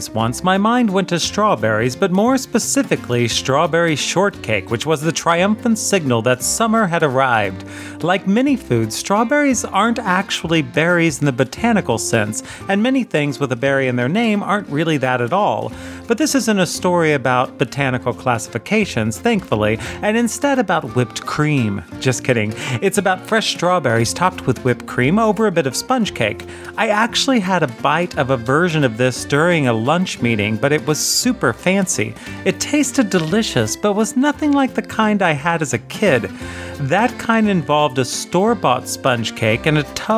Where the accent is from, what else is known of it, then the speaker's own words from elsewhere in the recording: United States; moved away; being an American kid